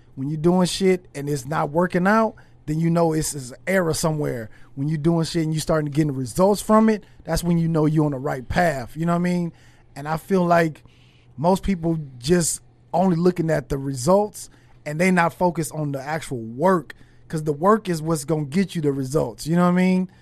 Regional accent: Los Angeles, California, United States; I'm from, I'm from California, from L

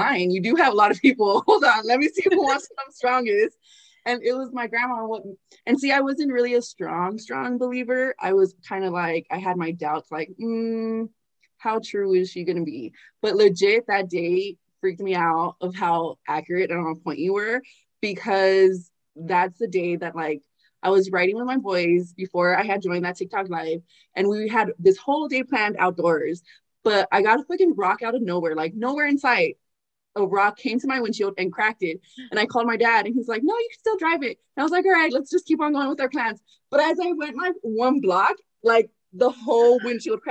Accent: California, United States; I was born and raised in Cali.

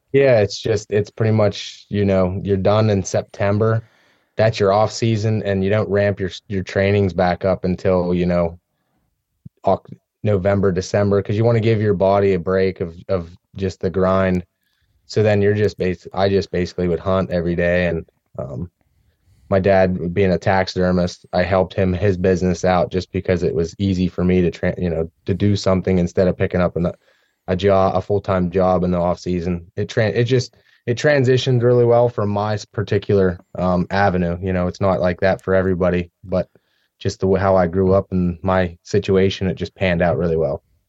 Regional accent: central Pennsylvania, United States; I grew up here in Pennsylvania, more in the central part of the state

